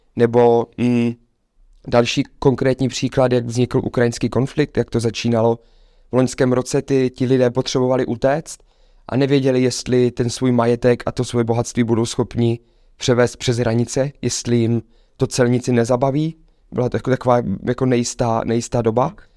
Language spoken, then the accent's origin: Czech; Czechia; my jako Češi